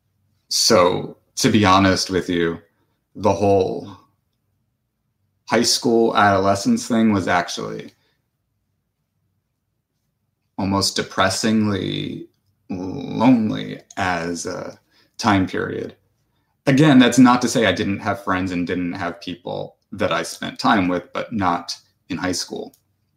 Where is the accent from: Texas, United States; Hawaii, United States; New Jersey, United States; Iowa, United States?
New Jersey, United States; I grew up in New Jersey